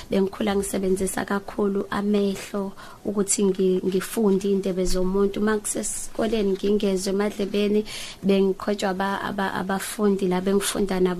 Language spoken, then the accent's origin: Zulu; Umzumbe, KwaZulu-Natal, South Africa; ngizalelwe endaweni yasemakhaya eMzumbe